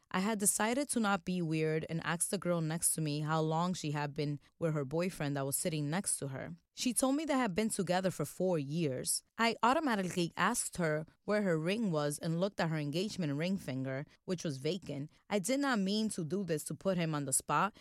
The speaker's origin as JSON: {"language": "English", "country": "Dominican Republic", "moved": "yes", "said": "my home country, the Dominican Republic."}